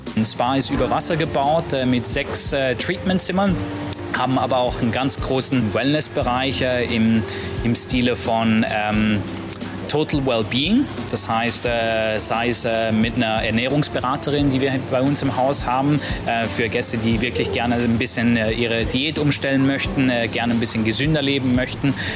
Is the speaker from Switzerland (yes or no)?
yes; Switzerland; now in Maldives; gebürtiger Schweizer